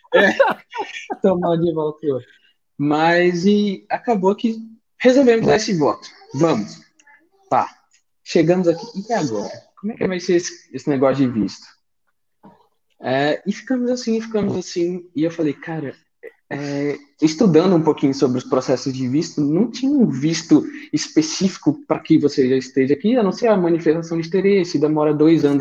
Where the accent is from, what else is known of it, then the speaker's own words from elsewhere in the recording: Brasília, Federal District, Brazil; moved away as an adult; now in Portugal; Sou natural de Brasília, é, vim para Portugal tem praticamente seis meses aí